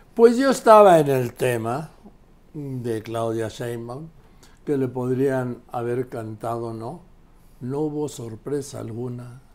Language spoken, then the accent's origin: Spanish; Mexico; also born or lived in Madrid; Soy mexicano, pero el nacimiento soy madrileño